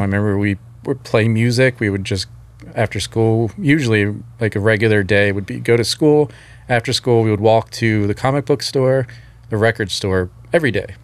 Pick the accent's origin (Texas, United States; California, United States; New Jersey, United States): New Jersey, United States; outside Philadelphia; I grew up outside of Philly, actually New Jersey, technically